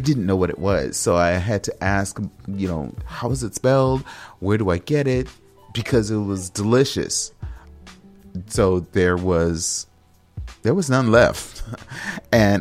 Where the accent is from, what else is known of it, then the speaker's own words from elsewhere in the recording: United States; I'm an American